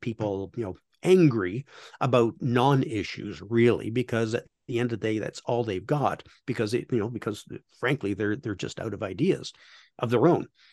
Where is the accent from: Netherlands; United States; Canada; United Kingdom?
Canada; I'm Canadian